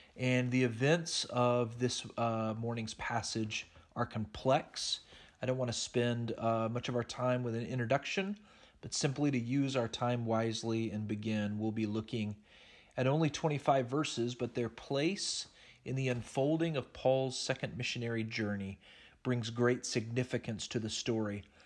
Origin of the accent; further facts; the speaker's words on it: Oklahoma, United States; I grew up in Oklahoma